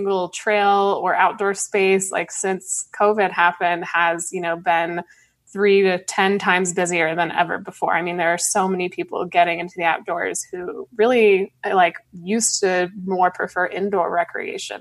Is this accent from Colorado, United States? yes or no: yes; Colorado, United States; I grew up in Colorado